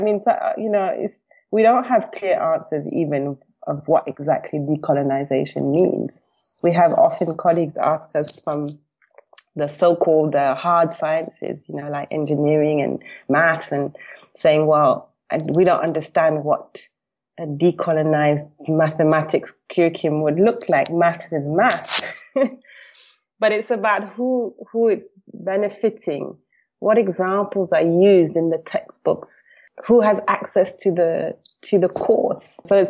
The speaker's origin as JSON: {"language": "English", "country": "Tanzania", "moved": "yes", "lives_now": "South Africa", "said": "Yeah, I started in 2011 and I came from Tanzania."}